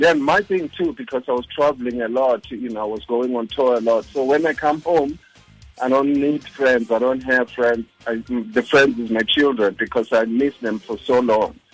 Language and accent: English; Soweto, Gauteng, South Africa; first language Zulu; English is a second language; moved away as an adult; now in United States; I'm in Zulu from Soweto